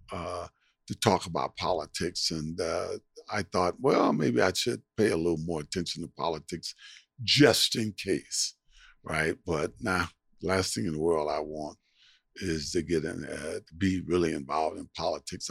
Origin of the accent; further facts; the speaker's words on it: San Francisco, California, United States; moved away as an adult; also born or lived in Miami / Buffalo; I grew up in San Francisco